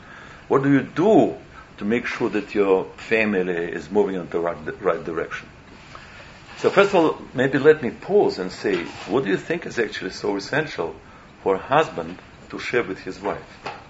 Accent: Moscow, Russia; When I grew up in Russia, I knew nothing. I didn't know Shabbat exists.

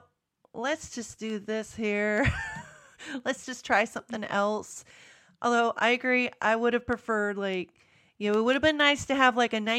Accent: United States; accent: American; my American accent

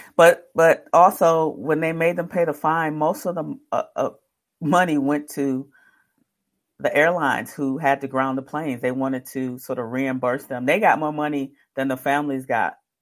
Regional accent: Detroit, Michigan, United States; I'm from Detroit

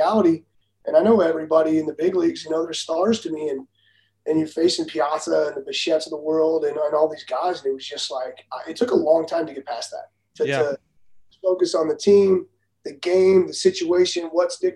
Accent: Southern California, United States; I grew up in Southern California

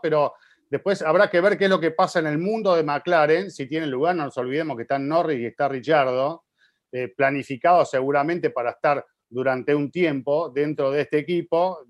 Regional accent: Santo Domingo, Dominican Republic; soy de República Dominicana, Santo Domingo

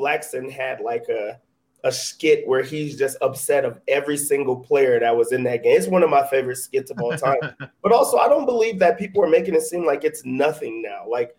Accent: Nigeria; I'm Nigerian.

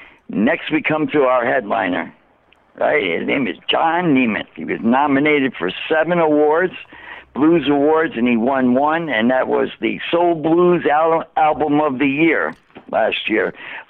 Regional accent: Woodbridge, Connecticut, United States; I grew up in Woodbridge.

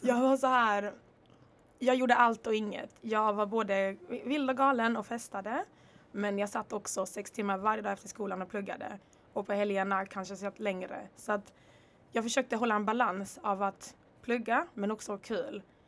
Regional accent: Örebro, Örebro County, Sweden; also born or lived in Congo / Rwanda / Dalby / Netherlands; now in Lund, Sweden; jag repar faktiskt Örebro också, 019, jag svär. Det är faktiskt där jag växte upp, det är där min barndom är

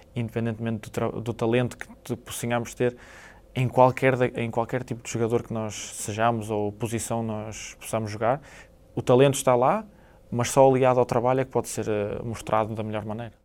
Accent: Portugal; moved away; como português

